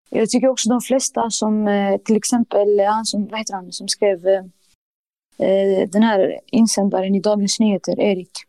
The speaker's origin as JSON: {"language": "Swedish", "country": "Sweden", "said": "jag tänker att det allra viktigaste för mig är liksom eh, som svensk och muslim, det är liksom mitt inre säger att det viktigaste för dig är din tro."}